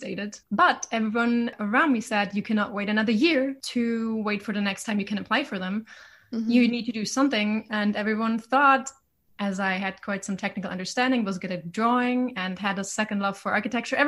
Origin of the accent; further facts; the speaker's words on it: Germany; originally I'm from Germany, like a smaller city